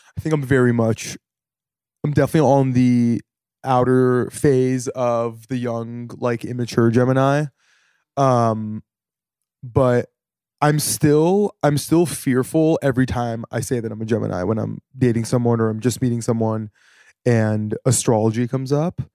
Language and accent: English; Santa Monica, California, United States; now in New York, United States; from Santa Monica, born and raised